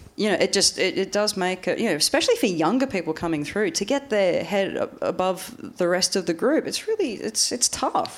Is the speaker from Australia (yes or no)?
yes; Australia; moved away; growing up in Australia